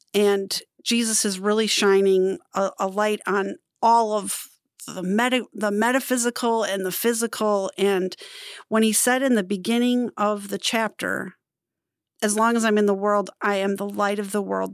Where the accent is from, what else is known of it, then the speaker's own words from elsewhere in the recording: Wisconsin, United States; I'm from Wisconsin